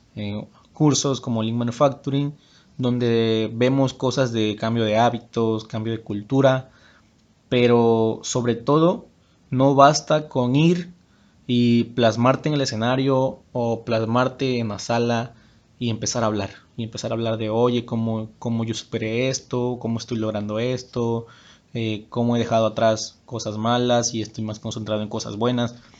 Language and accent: Spanish; Huimanguillo, Tabasco, Mexico; moved away as an adult; also born or lived in Villahermosa; yo soy originario de Huimanguillo, Tabasco. Es un pueblo que está en el estado de Tabasco.